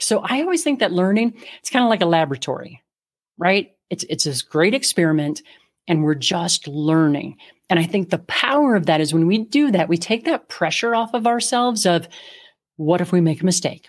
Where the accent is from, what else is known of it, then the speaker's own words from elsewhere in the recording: Midwest, United States; now in Colorado, United States; I grew up in the Midwest